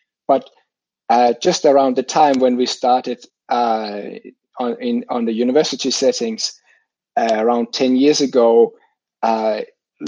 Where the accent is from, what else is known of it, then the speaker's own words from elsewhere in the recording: Denmark; moved away as an adult; now in Finland; I grew up in Denmark